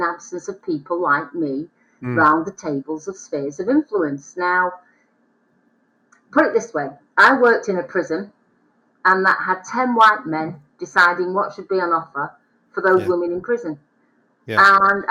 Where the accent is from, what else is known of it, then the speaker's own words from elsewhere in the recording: the Northwest, North West England, United Kingdom; I'm from the Northwest